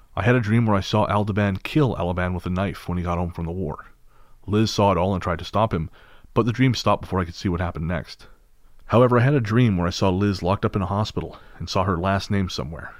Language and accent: English; United Kingdom; as British people